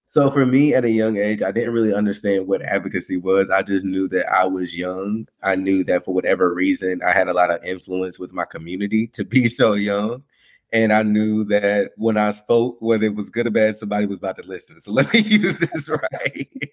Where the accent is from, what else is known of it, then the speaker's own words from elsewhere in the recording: Winston-Salem, North Carolina, United States; I'm from Winston-Salem, North Carolina. Um, so from a nice little small town.